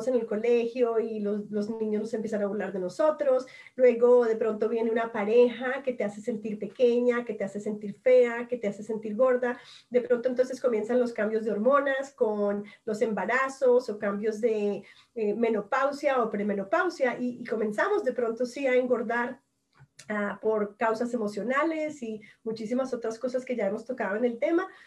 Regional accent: Colombia; como todas aquí somos latinas, nacemos sensuales

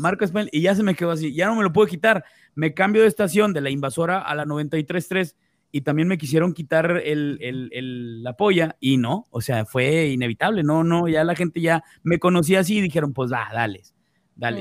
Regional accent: Mexico; como mexicanos

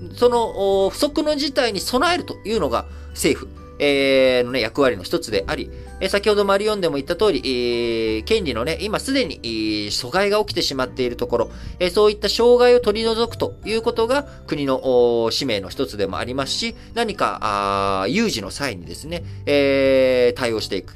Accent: Japan; also born or lived in Thailand; 生まれも育ちも日本

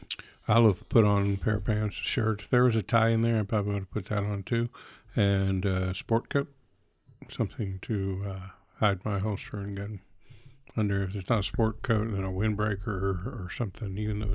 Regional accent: New York, United States; because I'm from New York and never heard of this designer.

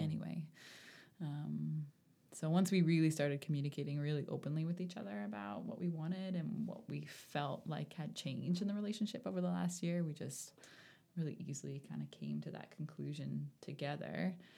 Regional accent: Bedford, Nova Scotia, Canada; also born or lived in Charlottetown, Prince Edward Island / Cold Lake, Alberta; I lived in Bedford for my whole childhood, and then I went away for one year and then, um, came back to Nova Scotia

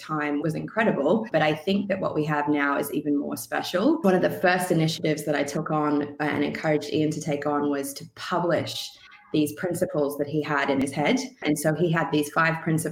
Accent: Sunshine Coast, Queensland, Australia; moved away as an adult; also born or lived in Vancouver, Canada; move back to Australia, where the climate, not all of Australia, but where I grew up on the Sunshine Coast, is pretty temperate all year.

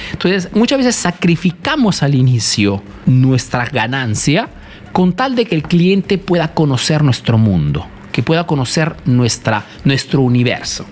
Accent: Italy; also born or lived in Peru; soy un emprendedor peruano, que he crecido aquí en Italia

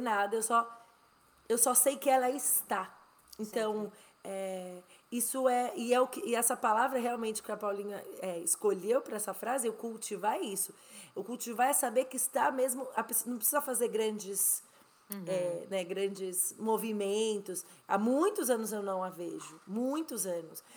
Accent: Brazil; moved away as an adult; also born or lived in Spain; now in United States; eu saí do Brasil em 2007, então eu tô há 14 anos fora do Brasil há nove anos quase nos Estados Unidos, mas eu morei quase seis na Espanha

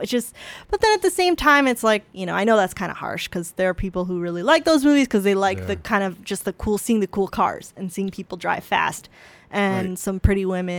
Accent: Wisconsin, United States; I grew up in Wisconsin.

